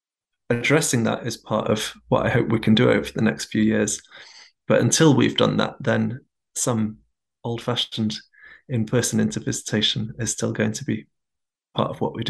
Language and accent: English; England, United Kingdom; my home country of England.